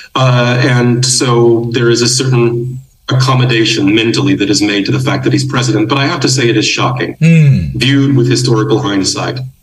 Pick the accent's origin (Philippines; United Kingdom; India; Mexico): Philippines; also born or lived in United States; I spent most of my life in the Philippines